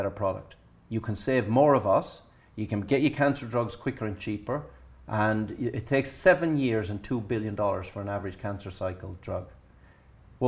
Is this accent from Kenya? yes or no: no; Ireland; Being Irish